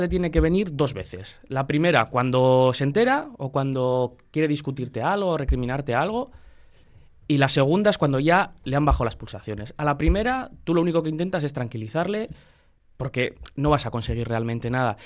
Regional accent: Bilbao, Basque Country, Spain; de aquí de Bilbao, pues, pues como buen bilbaíno

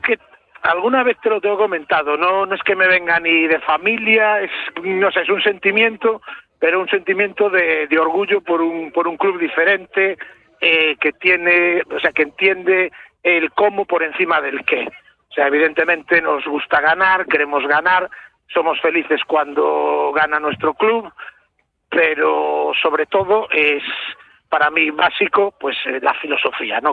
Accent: Galicia, Spain; como gallego

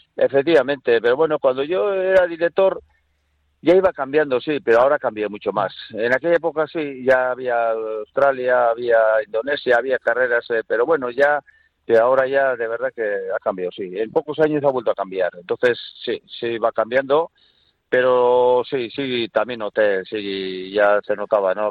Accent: Durango, Basque Country, Spain; cuando era chaval pues en Durango

